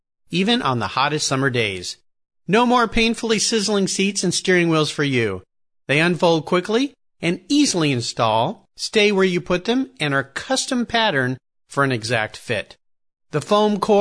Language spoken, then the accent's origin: English; Southern California, United States; now in Gig Harbor, United States; I grew up surfing in Southern California